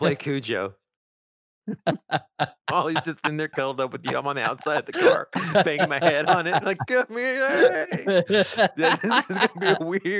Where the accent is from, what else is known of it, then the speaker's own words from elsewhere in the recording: Texas, United States; one was growing up in Texas.